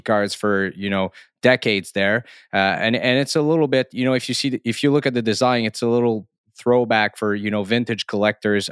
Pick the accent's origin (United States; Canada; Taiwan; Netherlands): Canada; accent: French Canadian; English is a second language; I am French Canadian, so I must, uh, um, therefore say sorry for my accent here